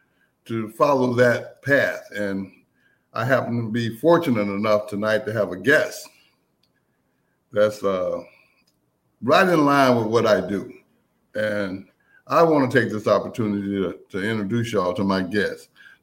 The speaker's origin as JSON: {"language": "English", "town": "Greenville", "region": "Texas", "country": "United States", "tie": "born or raised there", "moved": "yes", "said": "my hometown of Greenville, Texas. Very proud of Greenville, Texas. I'm proud to be from Greenville, Texas."}